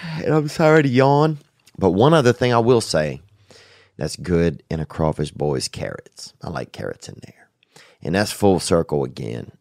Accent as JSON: {"language": "English", "town": "Covington", "region": "Louisiana", "country": "United States", "tie": "born or raised there", "moved": "yes", "said": "that's my hometown, Saint Tammany Parish, down there along the Chafunkta River in Covington"}